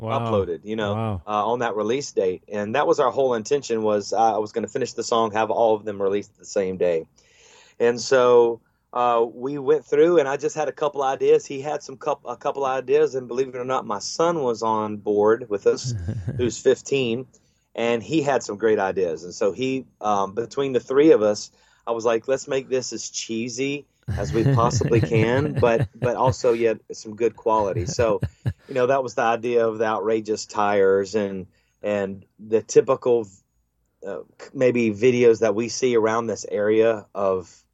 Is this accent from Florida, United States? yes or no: yes; Panama City, Florida, United States; I do love my hometown